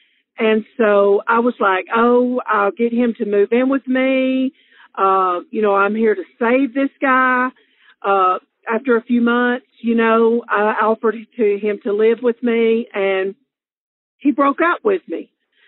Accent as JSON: {"language": "English", "region": "Alabama", "country": "United States", "accent": "southern", "said": "I'm from Alabama. As you can tell, I have a southern accent."}